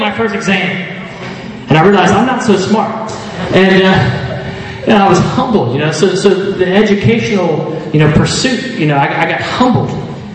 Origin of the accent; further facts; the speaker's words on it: United States; moved away; I grew up in the States. You probably figured that out with the accent